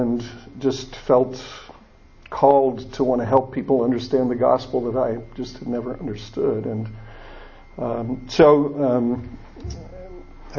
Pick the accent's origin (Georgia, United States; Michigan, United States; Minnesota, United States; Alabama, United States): Michigan, United States; Niles; moved away; also born or lived in South Bend, Indiana / Florida; I grew up in a little town just north of South Bend, Niles, Michigan.